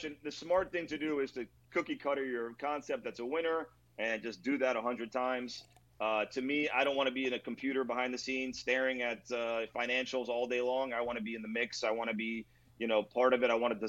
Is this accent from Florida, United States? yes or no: yes; Hialeah, Florida, United States; nobody goes to La Cocina in Hialeah and does not think that I wasn't born and raised in Hialeah. I am.